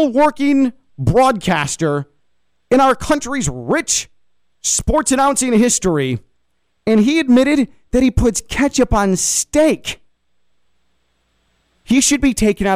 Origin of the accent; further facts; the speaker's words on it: Chicago, Illinois, United States; moved away as an adult; now in West Palm Beach, United States; I'm from Chicago